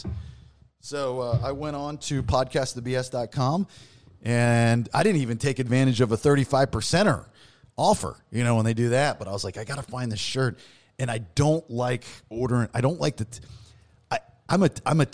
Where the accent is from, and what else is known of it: Maryland, United States; now in Florida, United States